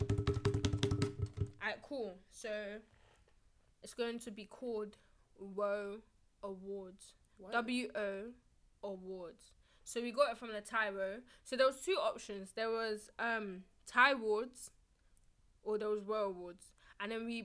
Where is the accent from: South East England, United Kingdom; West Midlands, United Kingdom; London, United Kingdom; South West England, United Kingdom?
London, United Kingdom; in the UK and in London, well, London specifically